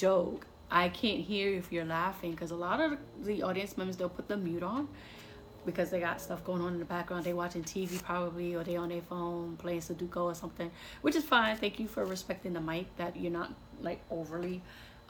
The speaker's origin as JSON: {"language": "English", "region": "New York", "country": "United States", "tie": "born or raised there", "moved": "yes", "said": "New York on the list because that's my hometown."}